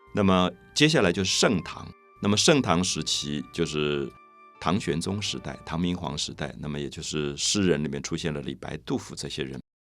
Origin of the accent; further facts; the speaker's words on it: Taiwan; 然后你觉得我来自台湾